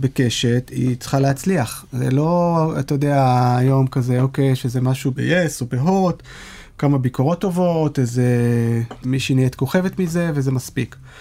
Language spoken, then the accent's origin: Hebrew; Israel; כישראלים שגדלו לדור הסוציאליסטי